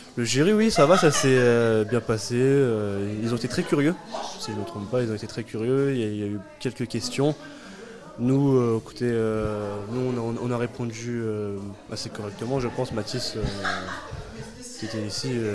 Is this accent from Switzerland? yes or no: no; Louviers, Normandy, France; je suis de Louvier, moi.